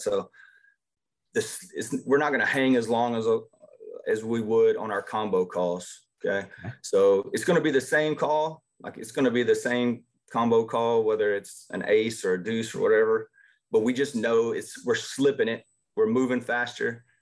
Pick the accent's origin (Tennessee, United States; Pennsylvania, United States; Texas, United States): Texas, United States; Jasper; also born or lived in Arkansas; I grew up in Jasper, which is north of here, probably about an hour